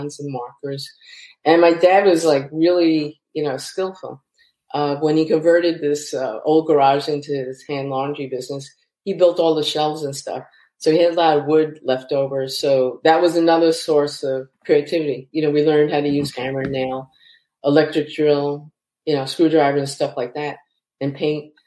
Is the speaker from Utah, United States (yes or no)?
no; New York City, New York, United States; I grew up in Queens, New York